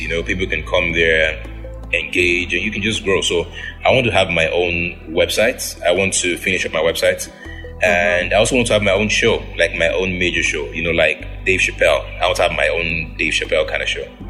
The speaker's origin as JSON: {"language": "English", "region": "Edo", "country": "Nigeria", "said": "I am from Edo State, Nigeria."}